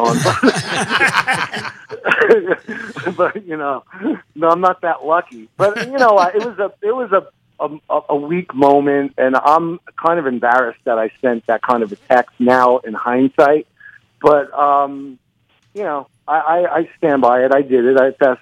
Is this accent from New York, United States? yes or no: yes; New York, United States; accent: New York; I'm from New York. It comes with the accent.